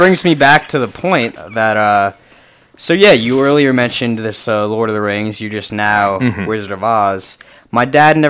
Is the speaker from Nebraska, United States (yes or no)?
yes; Nebraska, United States; I grew up in Nebraska, and I know their neighbors, and they're very similar culturally.